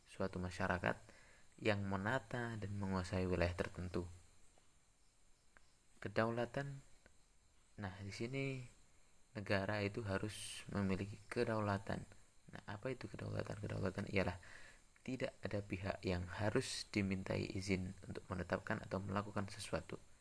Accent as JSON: {"language": "Indonesian", "town": "Sungai Deden", "region": "West Kalimantan", "country": "Indonesia", "said": "Saya berasal dari desa Sungai Deden, kecamatan Subah, Kabupaten Sambas"}